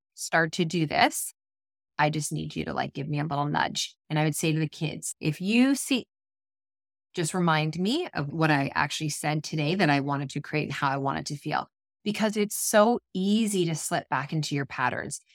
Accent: Ontario, Canada; moved away as an adult; now in British Columbia, Canada; We are, we're from Ontario and Canada. We live in B C, and we're heading home for ten days for Christmas

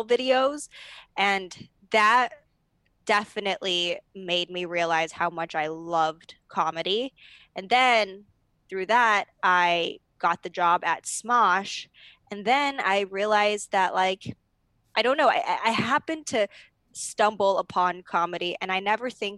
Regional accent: Arcadia, California, United States; where I grew up in Arcadia, it is very academic driven.

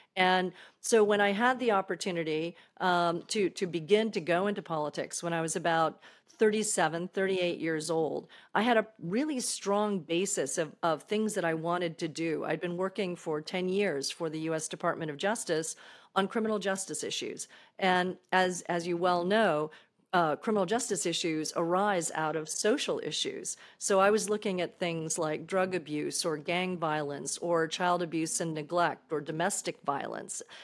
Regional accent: Daytona Beach, Florida, United States; moved away; also born or lived in Massachusetts; I grew up in Daytona Beach, Florida

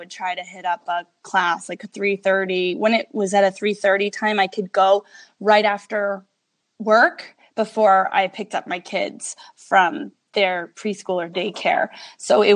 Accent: New York, United States; now in Las Vegas, United States; I'm from New York. So we were both East Coast people

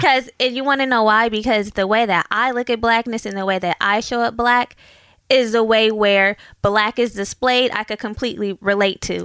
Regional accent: Oakland, California, United States; moved away; I grew up in Oakland and we moved

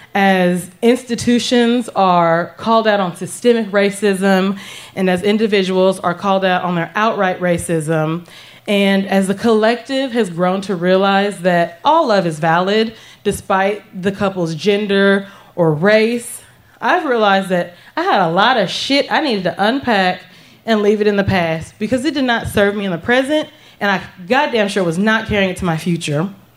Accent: the South, United States; The small town that I grew up in in the South

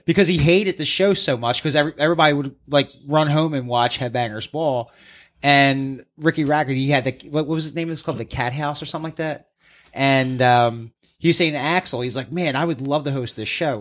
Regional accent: East Coast, United States; we're from the East

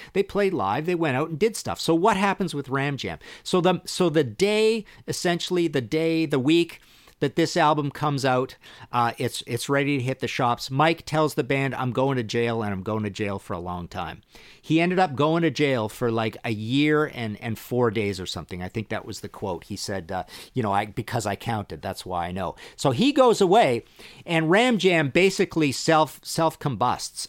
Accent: Trail, British Columbia, Canada; born or raised there

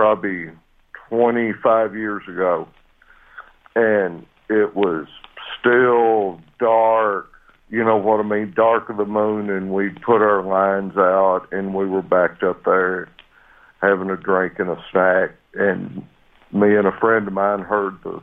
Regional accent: Sparta, Tennessee, United States; I've lived in Tennessee all my life

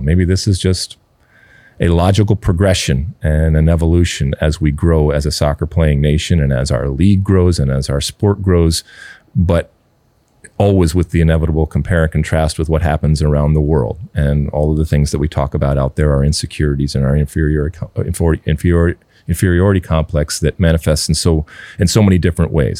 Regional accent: United States; us being American soccer fans

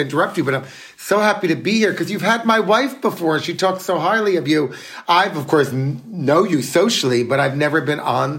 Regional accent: New York City, New York, United States; But as every New Yorker who has it in their blood, we are back.

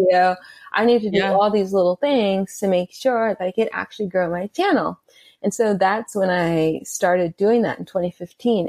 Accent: Atlanta, Georgia, United States; I grew up in Atlanta

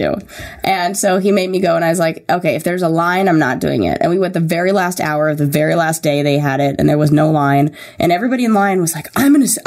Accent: Santa Monica, California, United States; also born or lived in Orange County / Thousand Oaks; I was born and raised in L.A. In Santa Monica

